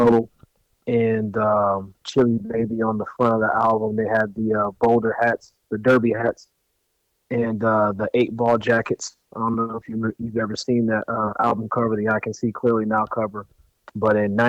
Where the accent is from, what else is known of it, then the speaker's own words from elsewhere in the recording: Akron, Ohio, United States; I come from Akron, Ohio, Acktown